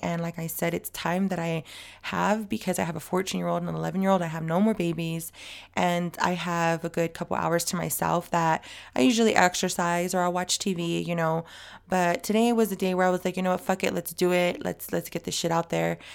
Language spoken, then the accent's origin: English; El Centro, California, United States; now in San Diego, United States; I was born in El Centro